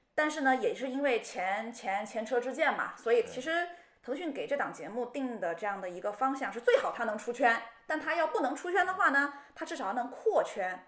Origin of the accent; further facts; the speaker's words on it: Shenzhen, Guangdong, China; 我本身是在深圳长大的